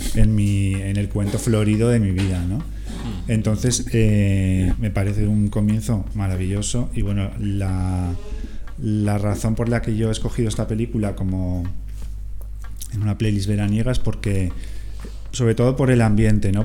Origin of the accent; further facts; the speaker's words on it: Castellón de la Plana, Valencian Community, Spain; moved away; soy de Castellón